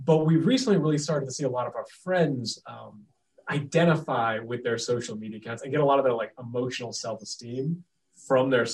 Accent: Cape Cod, Massachusetts, United States; now in Connecticut, United States; I was born and raised in Cape Cod, Massachusetts

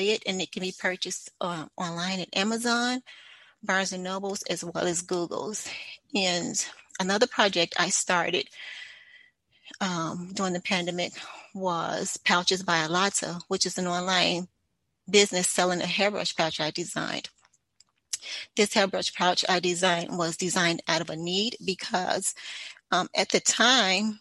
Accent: Chicago, Illinois, United States; moved away as an adult; also born or lived in Maryland; I was born and raised in Chicago, Illinois, and in the mid-90s, I moved to Maryland for almost a decade prior to moving back to the Chicagoland area

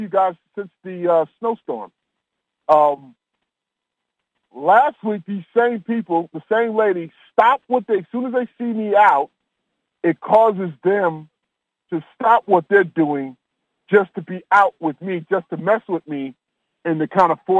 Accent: New York, United States; moved away; But I'm from New York.

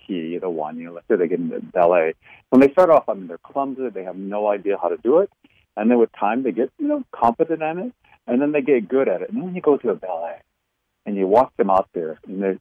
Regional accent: Iowa, United States; I grew up in Iowa, you know, learned things there, you know, Midwestern kind of values

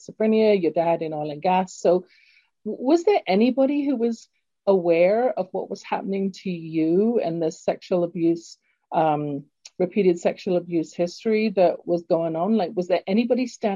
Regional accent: London, United Kingdom; now in Calgary, Canada; as you can tell from my accent, I was born in London, England originally. And Calgary has been my home now for 40-ish years

